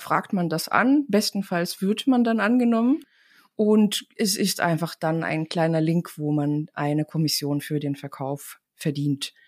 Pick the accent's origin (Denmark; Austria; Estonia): Estonia; Tartu, Tartu County; first language Estonian; German is a second language; moved away as an adult; now in Germany; komme ich aus Tartu, das ist die Universitätsstadt